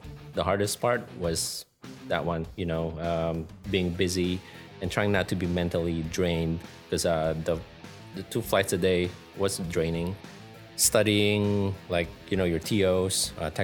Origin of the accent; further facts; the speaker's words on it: Manila, Metro Manila, Philippines; moved away as an adult; also born or lived in Ohio, United States; now in Maine, United States; I'm from Manila, Philippines. I graduated college back in the Philippines